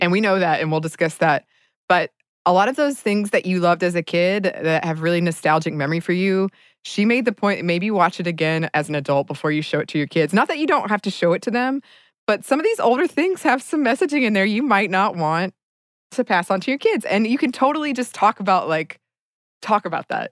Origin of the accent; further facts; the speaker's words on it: Dahlonega, Georgia, United States; moved away; my hometown of Dahlonega, Georgia